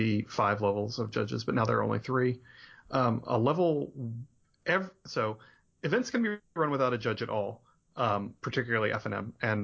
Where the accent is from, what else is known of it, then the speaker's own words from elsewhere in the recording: Virginia Beach, Virginia, United States; I'm from Virginia Beach, Virginia